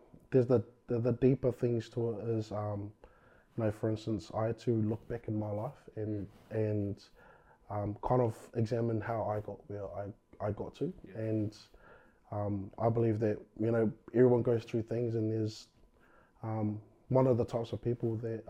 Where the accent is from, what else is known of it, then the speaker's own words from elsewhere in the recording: Christchurch, Canterbury, New Zealand; Born and bred in Christchurch. Yep. So I've been here all my life